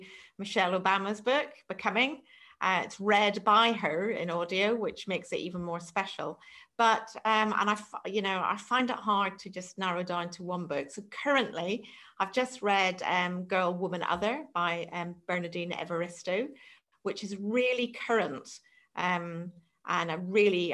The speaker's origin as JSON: {"language": "English", "country": "Ireland", "moved": "as an adult", "lives_now": "England", "said": "I'm also from Ireland"}